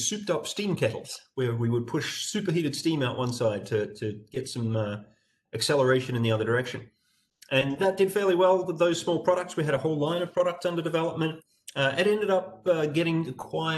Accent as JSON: {"language": "English", "country": "Australia", "tie": "born or raised there", "said": "growing up in Australia and doing university"}